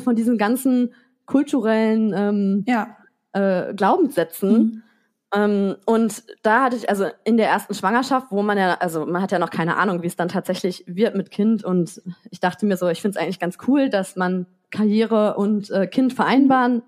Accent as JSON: {"language": "German", "country": "Germany", "also_born_or_lived": "Paris, France", "moved": "as an adult", "lives_now": "France", "said": "als Deutsche"}